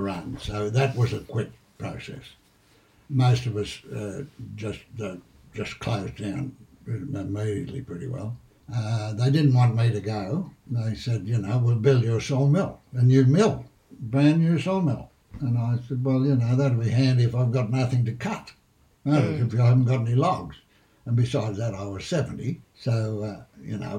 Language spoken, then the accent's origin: English; Pilliga Forest area, New South Wales, Australia; I went to school in Caneville.